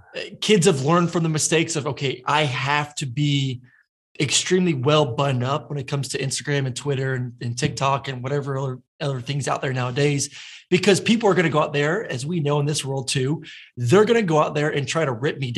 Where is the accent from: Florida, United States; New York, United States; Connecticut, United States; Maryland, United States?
Florida, United States; moved away as an adult; now in Atlanta, United States; I'm from Florida, but I learned really quick when I moved up here and went to UGA, then now live in Atlanta